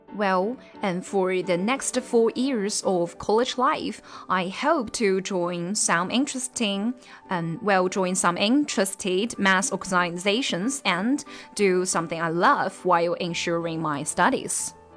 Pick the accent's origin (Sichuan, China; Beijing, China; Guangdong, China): Sichuan, China; Yibin; English is a second language; my hometown is Yibin, Sichuan